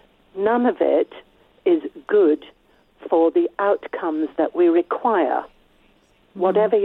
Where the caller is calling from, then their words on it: Forfar, Scotland, United Kingdom; I'm calling from Forfar in Scotland.